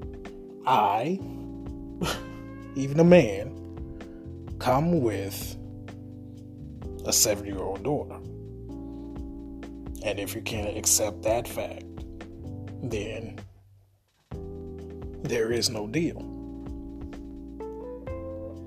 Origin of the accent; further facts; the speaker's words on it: Augusta, Georgia, United States; the beautiful city of Augusta, GA. That's my hometown, that's where I'm from.